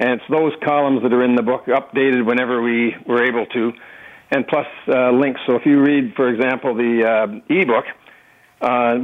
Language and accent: English; Toronto, Ontario, Canada; I'm a Torontonian. I was born in Toronto.